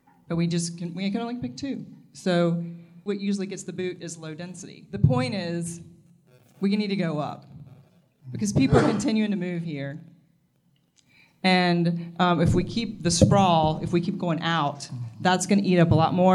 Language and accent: English; Virginia, United States; now in Wilmington, United States; I grew up in Virginia